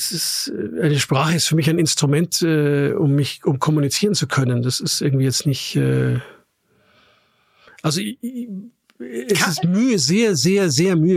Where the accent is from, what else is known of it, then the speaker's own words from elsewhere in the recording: Austria; natürlich dann immer genervt antwortet, ich bin Österreicher.